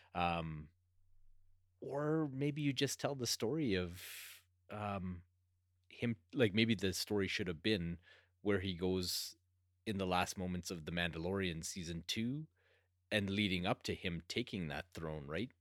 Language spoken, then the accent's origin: English; Canada; being Canadian